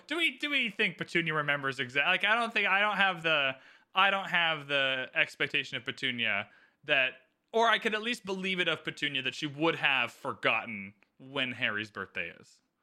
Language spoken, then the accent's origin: English; Canada; I am Canadian